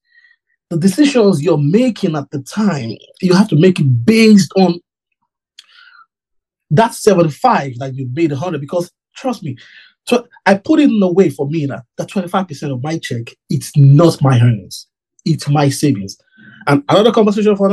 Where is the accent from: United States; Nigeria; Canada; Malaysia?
Nigeria; moved away; I grew up in Nigeria.